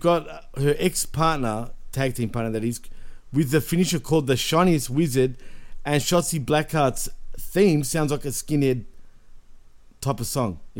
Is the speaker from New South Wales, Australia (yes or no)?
no; Melbourne, Victoria, Australia; we're both from Melbourne.